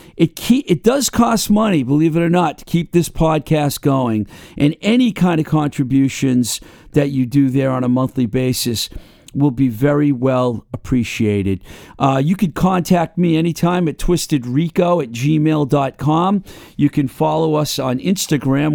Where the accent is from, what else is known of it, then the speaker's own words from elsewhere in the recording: Webster, Massachusetts, United States; my hometown of Webster